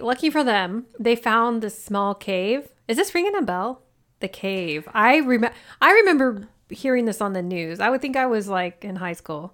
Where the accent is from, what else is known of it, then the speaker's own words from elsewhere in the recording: Oklahoma, United States; I grew up in Oklahoma